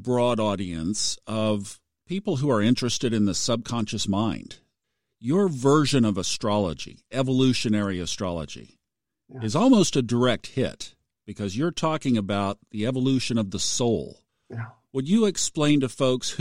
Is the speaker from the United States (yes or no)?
yes; Tulsa, Oklahoma, United States; Tulsa, Oklahoma